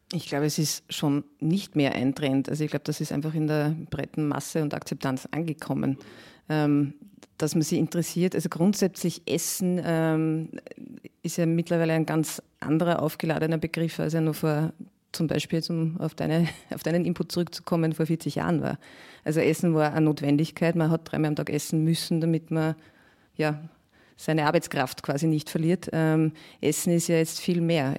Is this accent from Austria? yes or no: yes; Mühlviertel, Upper Austria, Austria; now in Vienna, Austria; Ich stamme ja ursprünglich aus Oberösterreich, ähm, aus einem kleinen Ort im Müllviertel